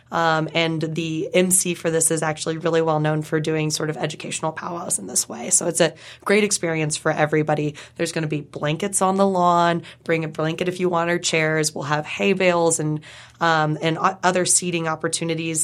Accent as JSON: {"language": "English", "region": "California", "country": "United States", "tie": "born or raised there", "moved": "as an adult", "lives_now": "Pittsburgh, United States", "said": "I wasn't raised on the reservation in Oklahoma. I was raised in California"}